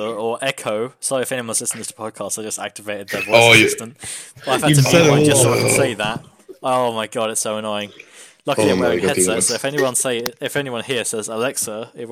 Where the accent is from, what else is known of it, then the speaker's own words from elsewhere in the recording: United Kingdom; I'm a British